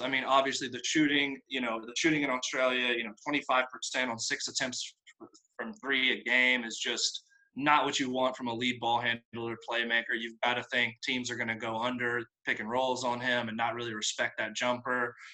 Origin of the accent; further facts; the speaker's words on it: North Carolina, United States; So I'm from North Carolina, um, which is obviously a big, a big hoop state.